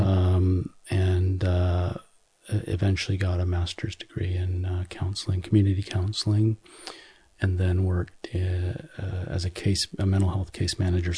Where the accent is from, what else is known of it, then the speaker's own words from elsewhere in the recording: Seattle, Washington, United States; Seattle, which is actually just south of Vancouver, BC